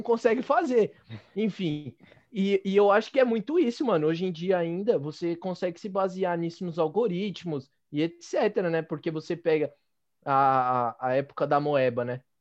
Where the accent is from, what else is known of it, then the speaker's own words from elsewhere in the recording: Penha, São Paulo, Brazil; eu sou da Penha, né? A minha mãe sempre disse que eu sou da Penha